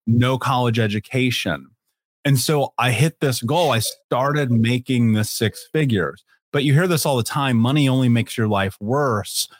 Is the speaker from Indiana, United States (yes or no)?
yes; Indianapolis, Indiana, United States; I grew up in Indianapolis.